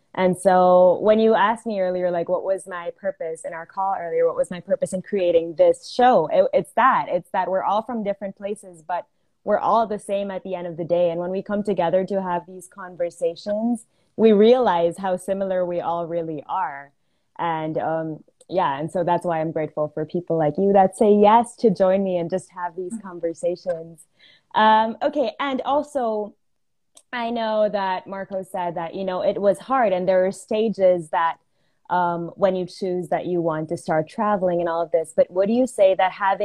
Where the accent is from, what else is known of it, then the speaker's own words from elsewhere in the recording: Philippines; also born or lived in United States / India; I am an Indian, but I've lived in the Philippines my whole life